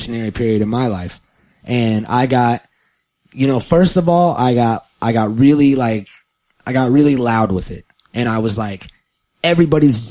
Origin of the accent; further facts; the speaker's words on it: California, United States; I was born in California, in the United States of America, in California